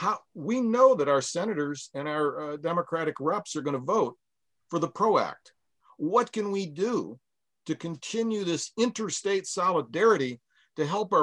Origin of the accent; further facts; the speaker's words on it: Washington, United States; I'm from Washington State.